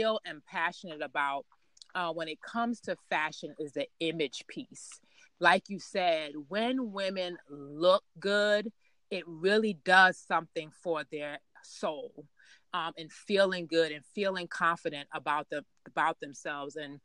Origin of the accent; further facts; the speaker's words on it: New York City, New York, United States; I grew up in Queens, New York